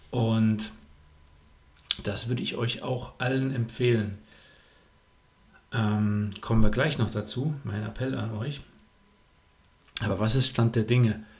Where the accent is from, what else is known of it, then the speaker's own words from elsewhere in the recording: Buschhütten, North Rhine-Westphalia, Germany; Ich bin in Buschütten aufgewachsen. Das ist mein äh, Heimatwettkampf